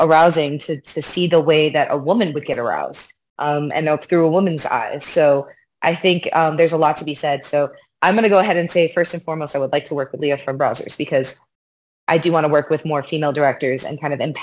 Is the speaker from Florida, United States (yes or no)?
yes; Miami, Florida, United States; also born or lived in New York; I was born in New York, raised in Miami.